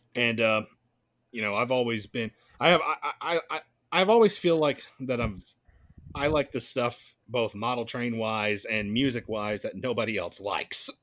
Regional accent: Gainesville, Georgia, United States; my hometown of Gainesville is just on, on that same route

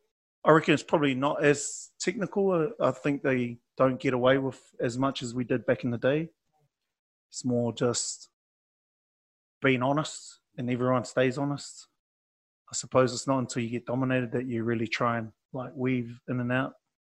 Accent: France; I'm on holiday from France. I paid for myself to come here, so I'm just going to enjoy my holiday and go back home.

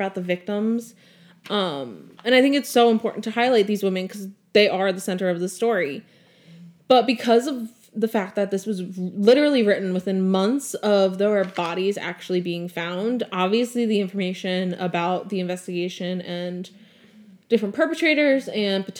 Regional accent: Long Island, New York, United States; I'm from Long Island.

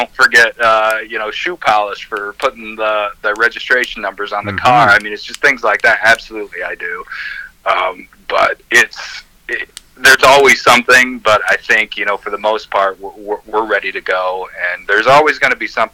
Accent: Three Rivers, United States; I'm from Three Rivers

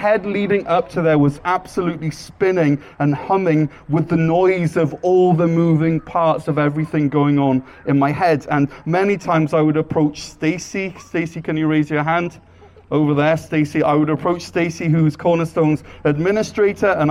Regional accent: Wales, United Kingdom; moved away as an adult; now in North Gower, Canada; And I'm originally from Wales, but I've lived either in here in North Gore or serving on the mission field for the past 18 years.

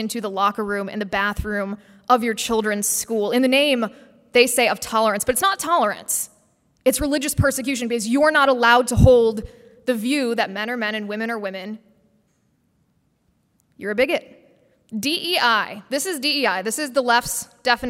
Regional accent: Midwest, United States; I love the Midwest, I'm from the Midwest

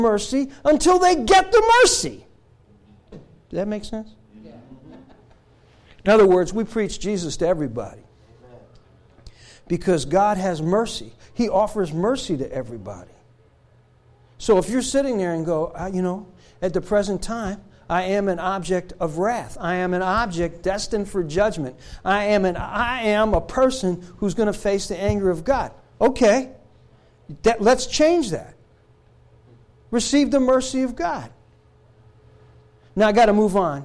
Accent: Newark, New Jersey, United States; a Gentile, growing up in Newark, New Jersey, living in the projects

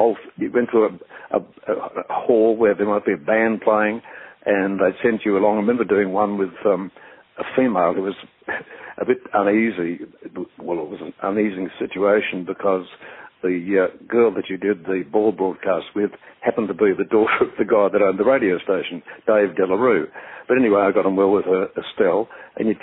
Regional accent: Melbourne, Victoria, Australia; I was brought up in North Bourne, which is a fairly, I think you'd say, upper middle class suburb of Melbourne

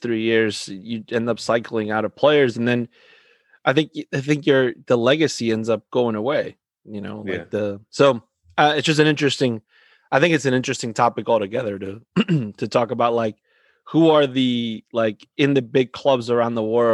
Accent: Argentina; I'm from Argentina

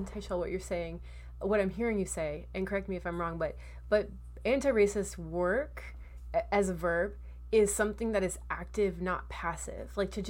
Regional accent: California, United States; I grew up in California

